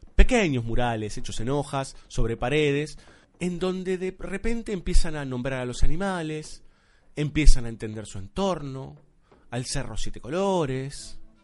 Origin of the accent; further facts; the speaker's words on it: Argentina; aquí en Buenos Aires, nosotros que somos argentinos